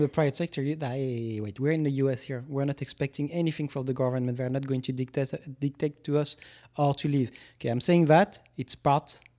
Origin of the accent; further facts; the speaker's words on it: France; moved away as an adult; now in United States; when I grew up in France and still to this day, because I was a teacher in France